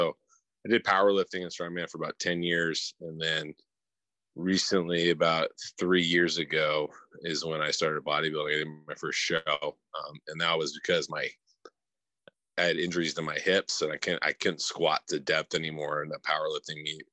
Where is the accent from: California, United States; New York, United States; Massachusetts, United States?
California, United States; Thousand Oaks; I'm from just north of LA, town called Thousand Oaks, California.